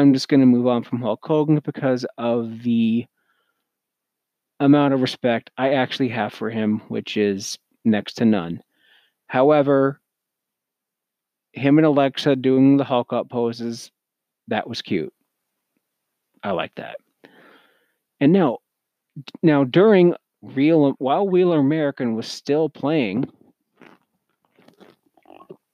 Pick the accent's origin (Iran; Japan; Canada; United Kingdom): Canada; I'm Canadian